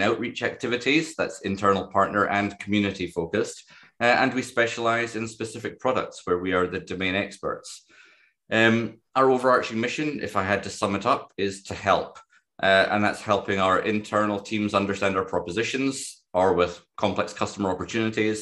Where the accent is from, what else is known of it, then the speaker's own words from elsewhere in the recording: Dundee, Scotland, United Kingdom; I was born in Dundee